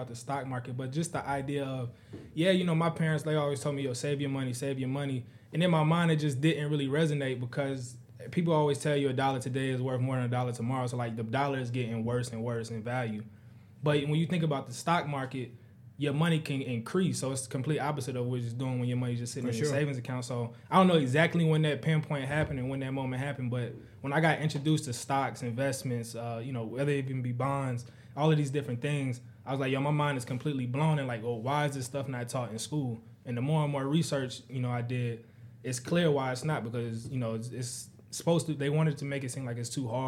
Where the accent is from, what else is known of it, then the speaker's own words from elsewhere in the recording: Charlotte, North Carolina, United States; also born or lived in Virginia Beach, Virginia / Fayetteville, North Carolina; primarily through elementary school up, it's been in Charlotte